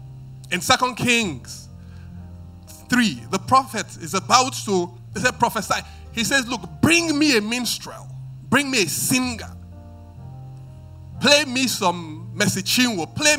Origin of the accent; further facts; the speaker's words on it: Benin; moved away; I mean, I listen to when I came from Benin, a bit to become cultured, I would say that my taste of music was eclectic, right?